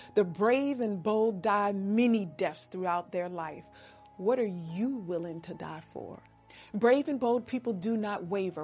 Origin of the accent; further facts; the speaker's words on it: United States; For us as American women